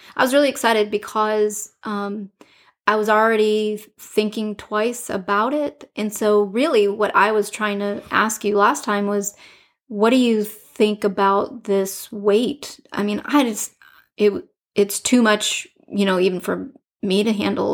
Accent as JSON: {"language": "English", "town": "Detroit", "region": "Michigan", "country": "United States", "tie": "born or raised there", "said": "I grew up in Detroit"}